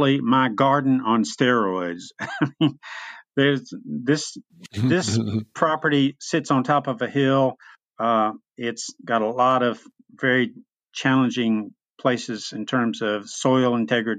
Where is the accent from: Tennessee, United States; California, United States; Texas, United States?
Tennessee, United States; Memphis; moved away as an adult; now in East Tennessee, United States; I grew up in Memphis, Tennessee, lived there for many years